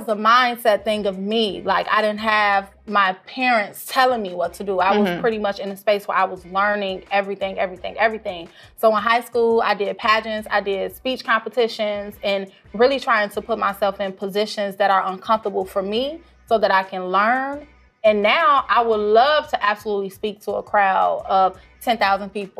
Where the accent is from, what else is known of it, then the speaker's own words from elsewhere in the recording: south suburbs of Chicago, Illinois, United States; also born or lived in Blue Island / Matteson / Calumet City; I'm from the south side of Chicago. And when I say south side, I mean south suburbs.